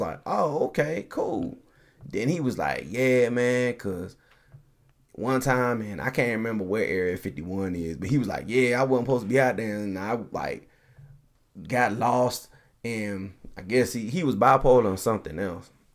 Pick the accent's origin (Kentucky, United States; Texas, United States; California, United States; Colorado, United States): Colorado, United States; also born or lived in Nashville, Tennessee; lived all my life pretty much in Colorado